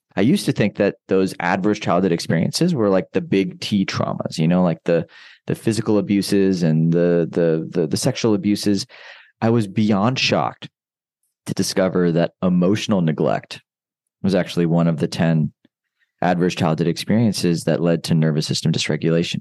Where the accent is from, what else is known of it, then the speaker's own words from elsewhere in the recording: United States; I grew up in, in the States